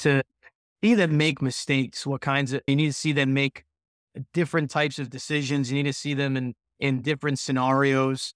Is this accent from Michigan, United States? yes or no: no; Fall River, Massachusetts, United States; also born or lived in Vermont / Swansea, Massachusetts; I grew up in Fall River, Massachusetts